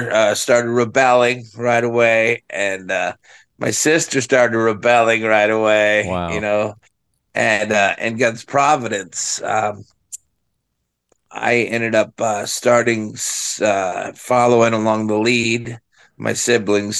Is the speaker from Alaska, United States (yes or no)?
no; Los Angeles, California, United States; also born or lived in San Fernando Valley, California; I was born in San Pedro